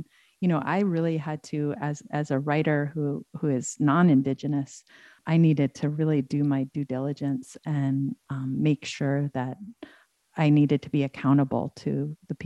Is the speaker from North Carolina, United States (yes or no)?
no; Ithaca, New York, United States; I grew up in Ithaca